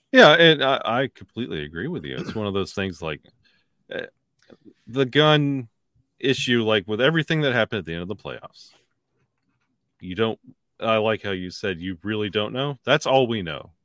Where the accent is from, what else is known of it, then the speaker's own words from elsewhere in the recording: the South, United States; I'm from the South